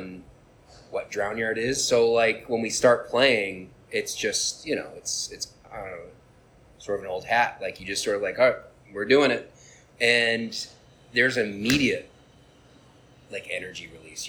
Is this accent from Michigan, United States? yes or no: yes; Detroit, Michigan, United States; moved away as an adult; now in New York, United States; I'm originally from Metro Detroit area.